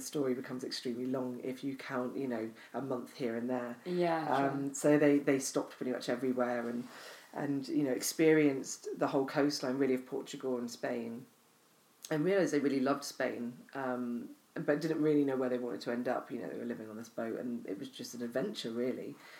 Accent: Arbroath, Scotland, United Kingdom; born there; also born or lived in Cornwall; So I was born in Scotland. I was born in Arbroath. My father was based there.

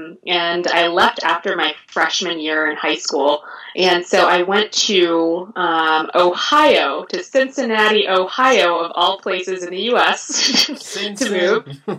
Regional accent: France; born there; I was not ever born in America. Again, I was born in France.

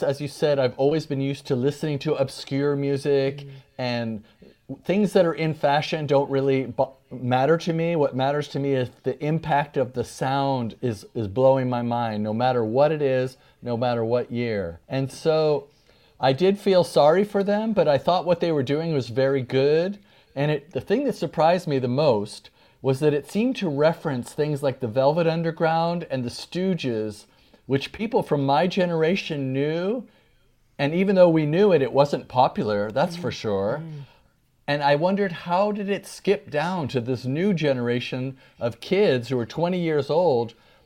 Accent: New York City, New York, United States; I was born in New York and all my family members are from Brooklyn and the Bronx.

